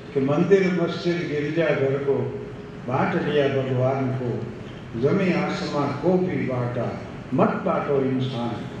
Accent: Thangadh, Gujarat, India; થાનગઢ મારું ગામ છે

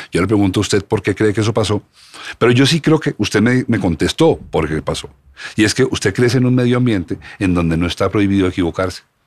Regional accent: Colombia; somos colombianos estantes, somos, somos producto de este país

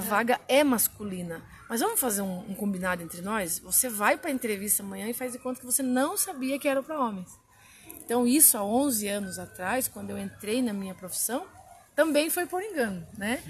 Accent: Guareí, São Paulo, Brazil; Eu sou de Guaraí

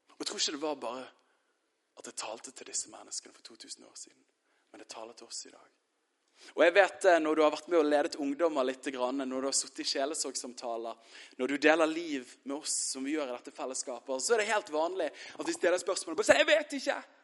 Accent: Bærum, Akershus, Norway; Jeg er fra Bærum

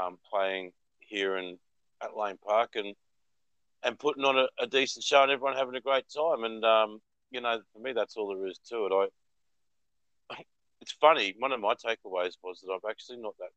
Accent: Australia; I grew up in Australia

